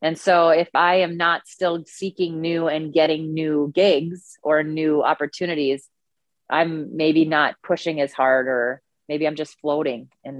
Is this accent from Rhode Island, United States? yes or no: no; Dawson, Minnesota, United States; my hometown. I was in high school.